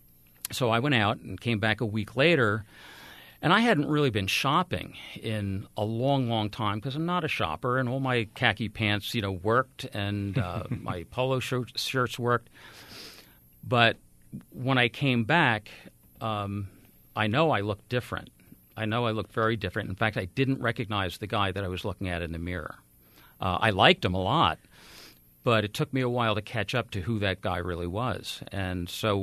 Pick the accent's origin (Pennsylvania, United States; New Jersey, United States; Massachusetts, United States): New Jersey, United States; I'm from New Jersey